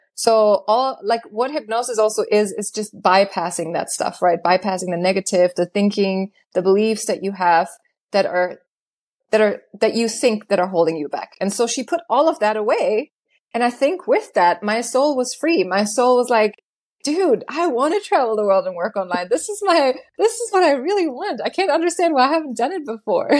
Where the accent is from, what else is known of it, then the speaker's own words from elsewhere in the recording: Germany; moved away as an adult; also born or lived in Los Angeles, United States; I was born and raised in Germany in a very, very small town. And when I was nineteen, I decided to go to L A by myself